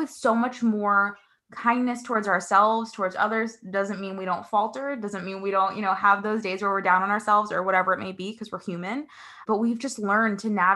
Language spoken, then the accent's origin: English; Paraguay; now in United States; I was born in Paraguay in South America